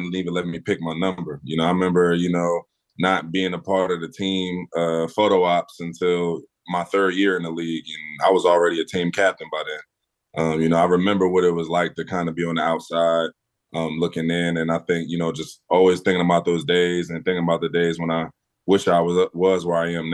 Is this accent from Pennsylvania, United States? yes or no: yes; Philadelphia, Pennsylvania, United States; growing up in West Oak Lane